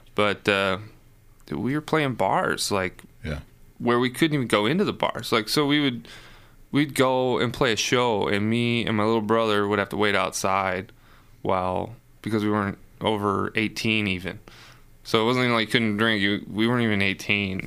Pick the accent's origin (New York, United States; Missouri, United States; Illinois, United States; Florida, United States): Illinois, United States; Chicago; growing up in Chicago